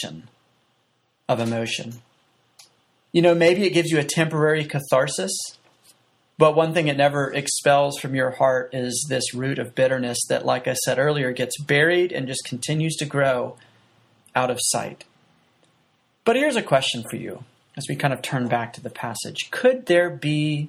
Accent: United States; as an American

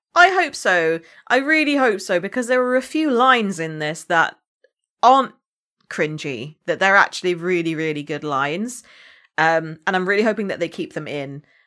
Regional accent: United Kingdom; accent: British; I could have entirely lost my British accent.

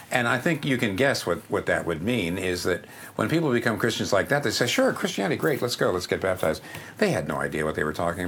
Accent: Pennsylvania, United States; up here in the Northeast where I'm from Pennsylvania

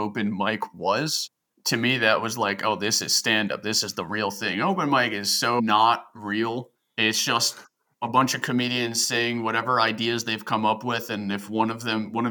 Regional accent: New Jersey, United States; now in Baltimore, United States; I'm from Jersey

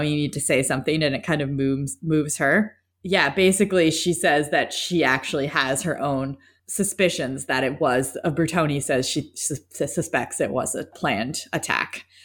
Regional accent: New Mexico, United States; we're from New Mexico

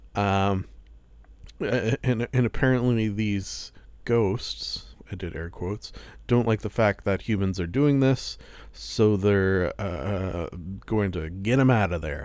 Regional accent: Canada; I am Canadian

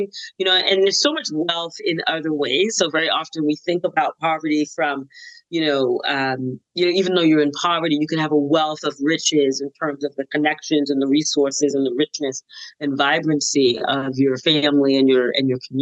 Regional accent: Boston, Massachusetts, United States; I grew up in the Black community in Roxbury, Massachusetts

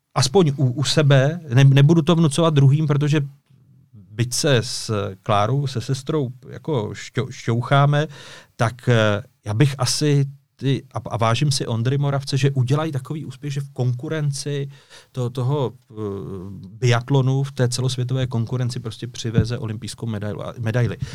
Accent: Orlické Mountains, Hradec Králové Region, Czechia; jsem dubová palice z Orlických hor

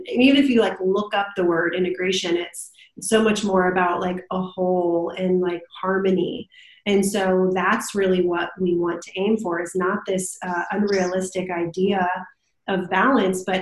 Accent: Canton, Ohio, United States; moved away as an adult; now in North Carolina, United States; me and my husband are from Ohio. So from Canton, Ohio, you know, Football Hall of Fame, and grew up there

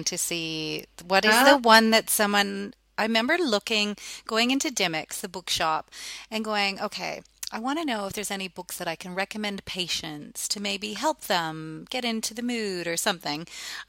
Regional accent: Ottawa, Ontario, Canada; now in Australia; And I'm from Ottawa and it's like a bilingual part of Canada.

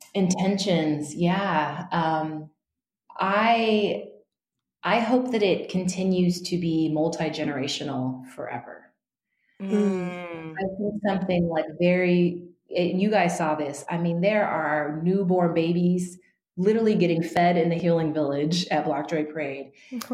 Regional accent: Northern California, United States; I grew up in Northern California uh, among a pretty white community.

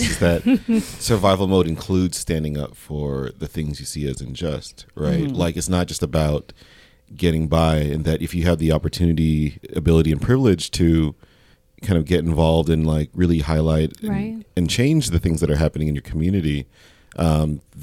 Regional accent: Ventura County, California, United States; we're from Ventura County

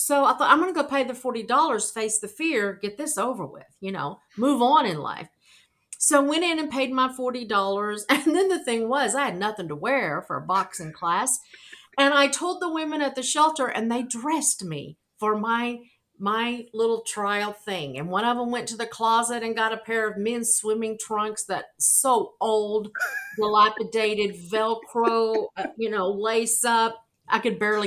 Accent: Arkansas, United States; moved away as an adult; now in New York City, United States; I'm from Arkansas.

